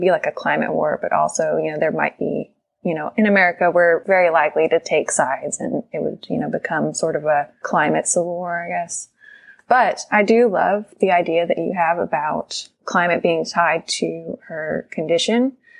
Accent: Texas, United States; I'm from Texas as well

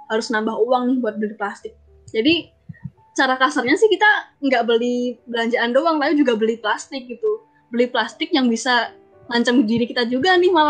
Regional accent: Surakarta, Central Java, Indonesia; uh, aku dari Solo halo gitu

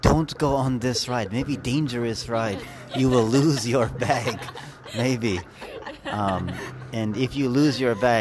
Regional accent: Moose Jaw, Saskatchewan, Canada; I'm from Moose Jaw in Saskatchewan, my hometown.

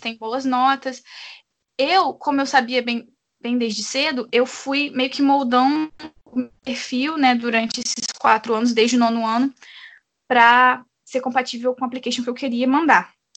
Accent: Brazil; no meu caso eu nunca nem saí do Brasil

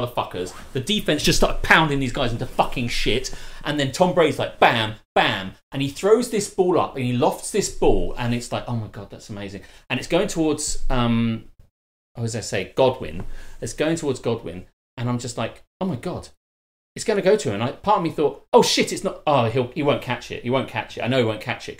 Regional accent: United Kingdom; as a British guy

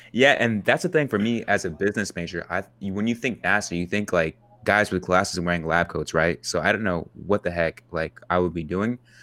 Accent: Kansas, United States; growing up in Kansas

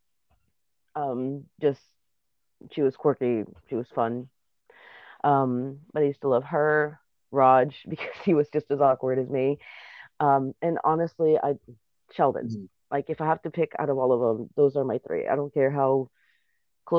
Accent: Puerto Rico; first language Spanish; English is a second language; moved away as an adult; Spanish is my first language, but in school, I mean, it's almost a standard in Puerto Rico

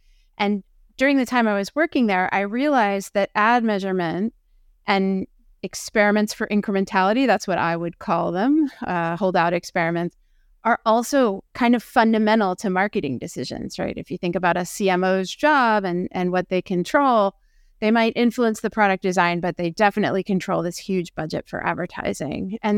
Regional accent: Philadelphia, Pennsylvania, United States; As a Philadelphian

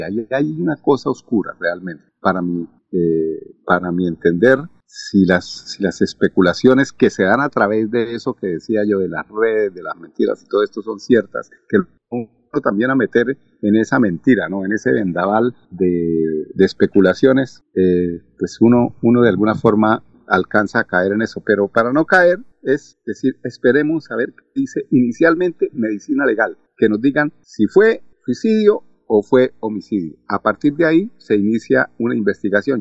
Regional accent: Colombia; now in Richmond, United States

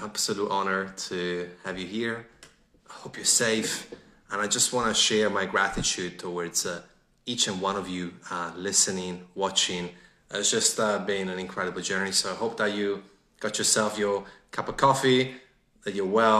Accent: Italy; moved away as an adult; now in Melbourne, Australia; I'm from Italy

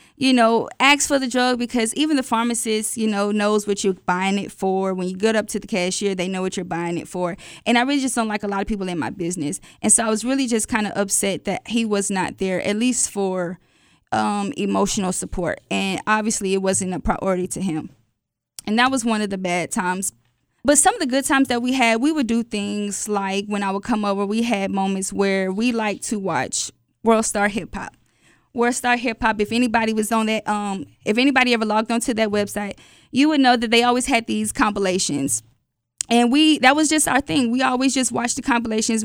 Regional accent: Atlanta, Georgia, United States; I'm from Atlanta

